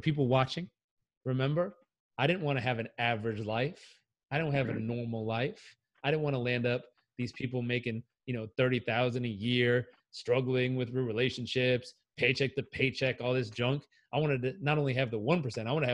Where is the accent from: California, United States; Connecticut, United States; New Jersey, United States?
California, United States; Southern; I grew up in Southern California.